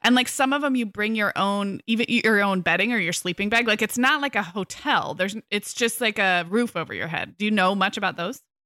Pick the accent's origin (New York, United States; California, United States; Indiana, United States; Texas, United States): California, United States; as a Californian